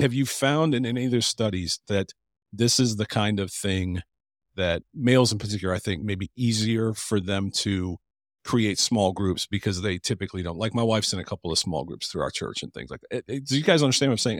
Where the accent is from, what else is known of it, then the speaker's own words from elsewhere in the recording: Cleveland, Ohio, United States; now in Columbus, United States; I'm from Cleveland